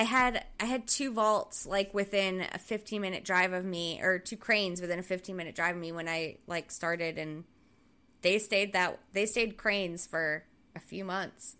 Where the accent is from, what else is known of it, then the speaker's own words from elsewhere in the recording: southern Rhode Island, United States; moved away; where I grew up in Rhode Island, the southern part of Rhode Island